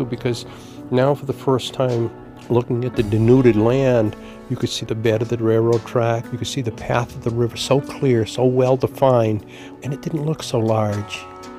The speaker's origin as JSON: {"language": "English", "town": "Enfield", "region": "Massachusetts", "country": "United States", "tie": "born or raised there", "moved": "yes", "said": "I was born in Enfield, Massachusetts. I left there in 1938."}